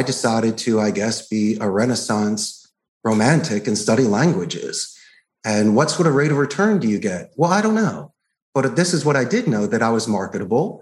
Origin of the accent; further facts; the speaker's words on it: Philadelphia, Pennsylvania, United States; moved away as an adult; also born or lived in Arizona; now in Costa Rica; I grew up in Northeast Philadelphia.